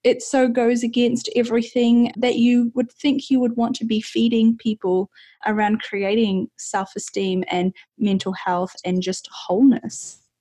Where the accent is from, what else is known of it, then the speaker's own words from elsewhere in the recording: New Zealand; I'm from New Zealand